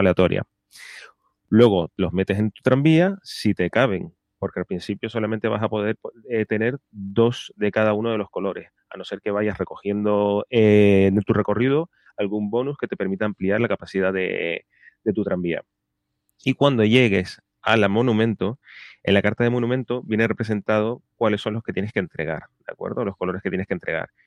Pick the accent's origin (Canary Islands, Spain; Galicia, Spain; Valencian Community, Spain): Canary Islands, Spain; de las Islas Canarias, de mi tierra